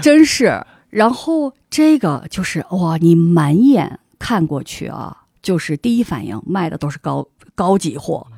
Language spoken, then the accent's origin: Chinese; Harbin, Heilongjiang, China; moved away as an adult; also born or lived in Barcelona, Spain; 我们都是哈尔滨人